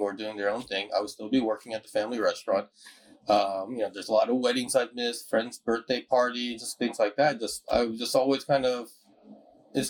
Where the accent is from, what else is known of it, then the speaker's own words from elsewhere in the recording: Houston, Texas, United States; I'm from Houston